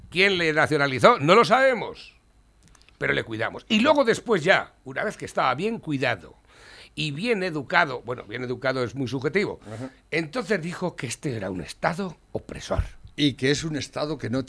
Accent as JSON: {"language": "Spanish", "country": "Spain"}